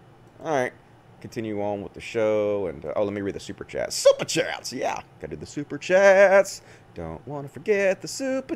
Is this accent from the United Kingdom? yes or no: no; Bosnia & Herzegovina; I'm from Bosnia. My aunt and uncle live in Serbia, and my uncle has the virus.